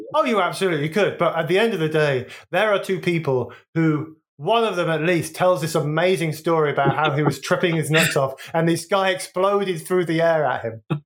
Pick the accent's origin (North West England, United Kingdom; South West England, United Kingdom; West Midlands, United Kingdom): West Midlands, United Kingdom; Wolverhampton; moved away as an adult; also born or lived in London / Brighton; growing up in Wolverhampton